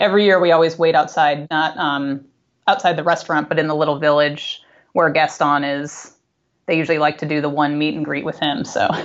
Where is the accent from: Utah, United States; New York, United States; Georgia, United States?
New York, United States; Buffalo; we grew up in Buffalo